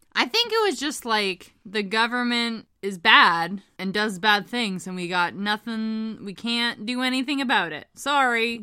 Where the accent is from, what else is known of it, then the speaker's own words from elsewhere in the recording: Hamilton, Ontario, Canada; As a kid growing up in Hamilton, Ontario